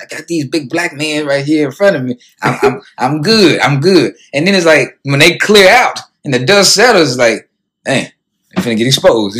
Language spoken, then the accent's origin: English; Tennessee, United States; I am from Tennessee